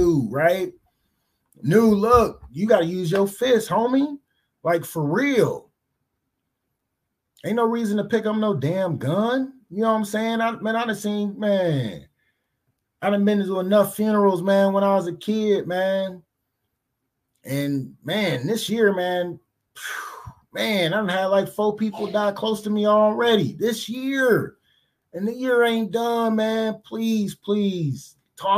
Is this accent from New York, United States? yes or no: no; Cleveland, Ohio, United States; I grew up in Cleveland